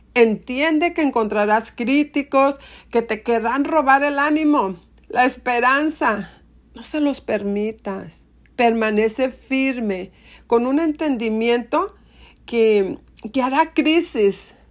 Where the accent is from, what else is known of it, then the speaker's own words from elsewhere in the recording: Monterrey, Nuevo León, Mexico; en Monterrey, mi ciudad natal